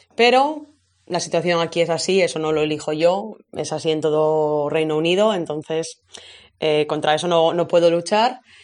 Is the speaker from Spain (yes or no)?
yes; Valladolid, Castile and León, Spain; moved away as an adult; also born or lived in Alcalá de Henares / Zadar, Croatia; now in Armagh, United Kingdom; volví a mi ciudad, que por cierto soy de Valladolid